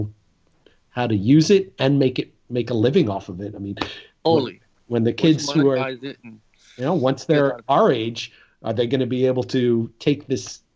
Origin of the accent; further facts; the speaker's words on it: New York, United States; moved away as an adult; now in Boston, United States; I'm originally from New York